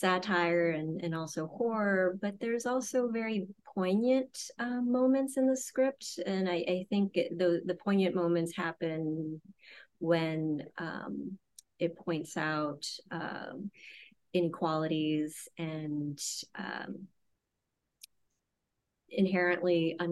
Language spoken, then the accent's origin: English; Louisiana, United States; I grew up in Louisiana